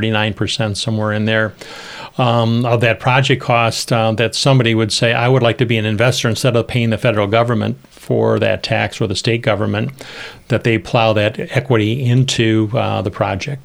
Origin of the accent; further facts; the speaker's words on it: Rockford, Illinois, United States; when I was growing up in Churchill Park, I played in that Keith Creek